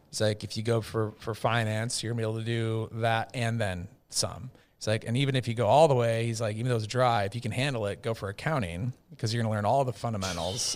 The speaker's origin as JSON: {"language": "English", "region": "Minnesota", "country": "United States", "tie": "born or raised there", "said": "I'm from Minnesota, big Viking fan growing up"}